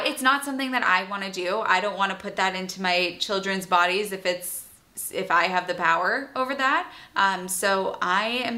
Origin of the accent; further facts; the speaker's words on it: outside of Boston, Massachusetts, United States; also born or lived in North Carolina / London / Australia; I grew up outside of Boston